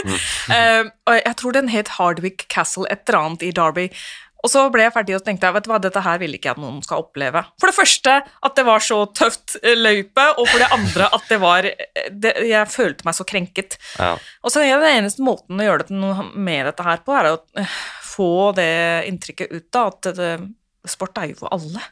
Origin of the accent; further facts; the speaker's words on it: Oslo, Norway; Jeg vokste jo opp på Romsås